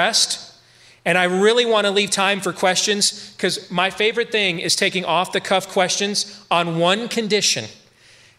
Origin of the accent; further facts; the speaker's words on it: Iowa, United States; my home state of Iowa